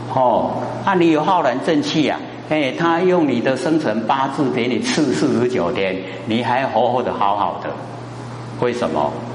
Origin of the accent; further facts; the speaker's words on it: Taiwan; 我们台湾话